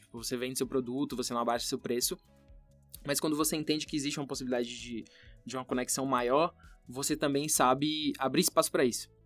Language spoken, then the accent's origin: Portuguese; Brazil; Eu nunca saí do Brasil